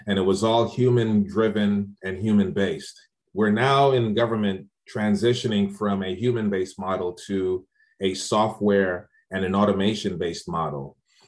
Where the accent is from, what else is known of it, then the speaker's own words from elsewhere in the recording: Largo, Maryland, United States; And I'm like, yeah, I'm from Largo, Maryland.